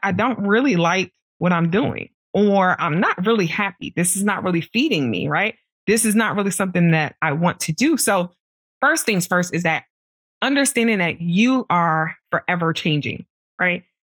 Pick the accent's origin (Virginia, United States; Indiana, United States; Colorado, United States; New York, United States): New York, United States; New York City; I grew up in Brooklyn